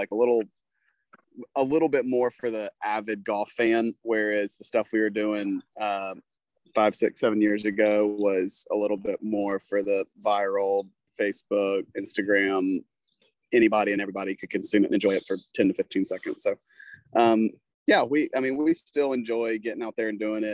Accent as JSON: {"language": "English", "region": "South Carolina", "country": "United States", "tie": "born or raised there", "said": "growing up in South Carolina, I mean, it's kind of the home of golf here in the United States to a certain extent"}